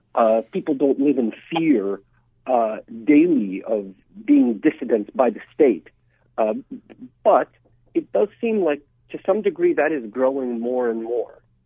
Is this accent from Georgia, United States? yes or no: yes; Atlanta, Georgia, United States; also born or lived in Russia; now in Washington, D.C., United States; I immigrated here from Russia when I was just a kid. I grew up in Atlanta